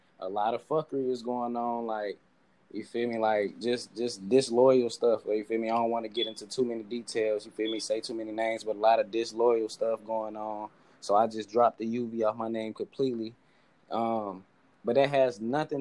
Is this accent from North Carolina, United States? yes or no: yes; Charlotte, North Carolina, United States; I'm really from North Charlotte